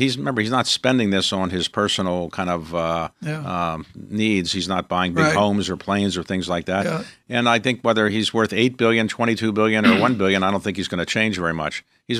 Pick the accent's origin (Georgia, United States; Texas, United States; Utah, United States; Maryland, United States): Maryland, United States; Baltimore; So I am from Baltimore.